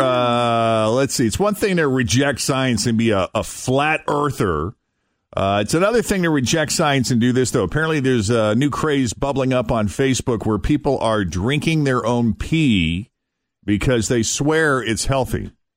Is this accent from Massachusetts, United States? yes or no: yes; Boston, Massachusetts, United States; moved away as an adult; also born or lived in Portland, Maine; Growing up in the Boston area, going to Portland, Maine